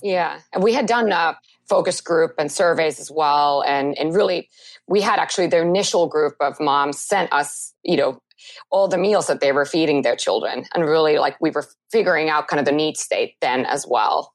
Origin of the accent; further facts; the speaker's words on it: Helsinki, Uusimaa, Finland; moved away; I am originally from Finland, so born and raised in Helsinki.